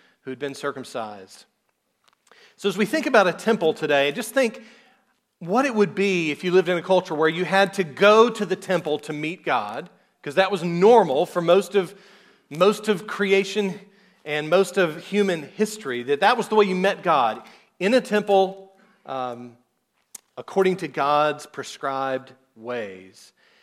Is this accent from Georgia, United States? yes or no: yes; South Georgia, United States; I'm from South Georgia, and that's just how we talk